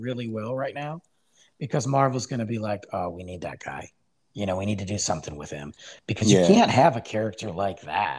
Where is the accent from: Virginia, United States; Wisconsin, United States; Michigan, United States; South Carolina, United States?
Michigan, United States; Detroit; I'm from Detroit